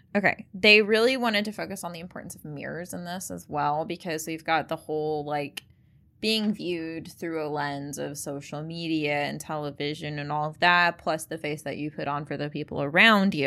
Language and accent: English; United States; I'm American